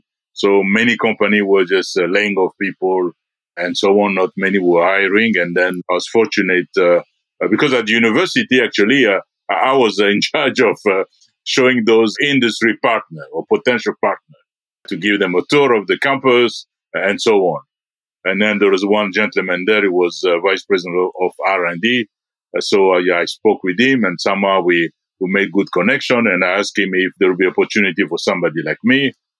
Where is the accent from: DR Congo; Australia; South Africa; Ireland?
DR Congo; born there; English is a second language; also born or lived in Belgium / India; I was born in the Congo. I lived in Belgium. I lived in India.